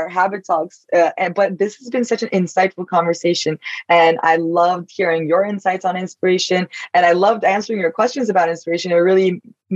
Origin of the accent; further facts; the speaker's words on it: Turkey; now in New York, United States; I'm Turkish, so I grew up in Turkey, but now I live in New York